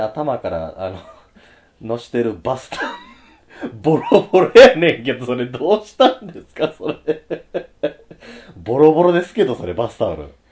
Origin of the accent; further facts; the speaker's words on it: Osaka, Japan; 子供の頃ね、あの、うちの大阪は